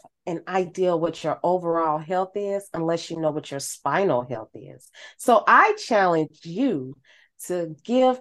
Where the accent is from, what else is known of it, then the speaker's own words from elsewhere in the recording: St. Louis, Missouri, United States; I'm from St. Louis